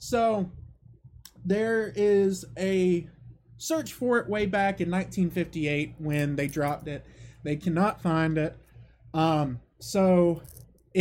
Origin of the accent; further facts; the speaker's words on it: Savannah, Georgia, United States; my hometown of Savannah, Georgia